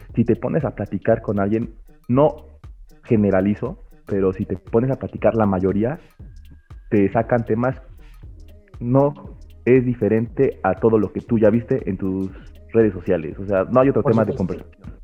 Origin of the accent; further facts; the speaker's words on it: Puebla, Mexico; soy de Puebla